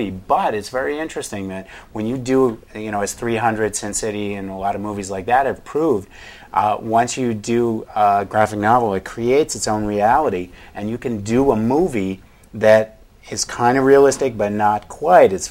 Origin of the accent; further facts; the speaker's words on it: New England, United States; I grew up in New England